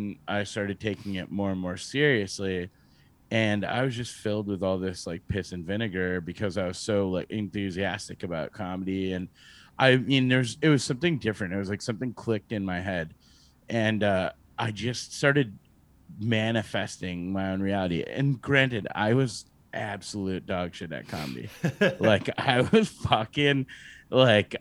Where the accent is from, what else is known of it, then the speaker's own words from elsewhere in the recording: Massachusetts, United States; moved away as an adult; now in New York City, United States; I grew up in Massachusetts for the most part